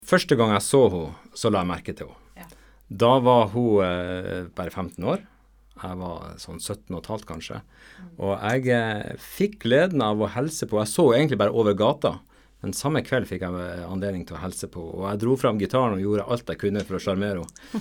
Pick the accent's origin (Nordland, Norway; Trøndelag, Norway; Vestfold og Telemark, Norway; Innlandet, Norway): Nordland, Norway; jeg er nordlending, og jeg er helt nordlending da. Så eh, begge mine foreldre kommer fra Nordland fylke.